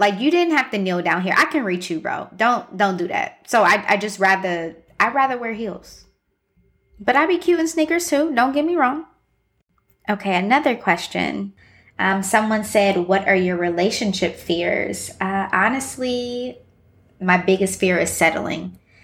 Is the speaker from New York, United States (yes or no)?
no; Columbus, Ohio, United States; also born or lived in Midwest; now in Chicago, United States; I am from Columbus, Ohio, but I've pretty much lived all over the Midwest. I've been in Chicago for about six years at this point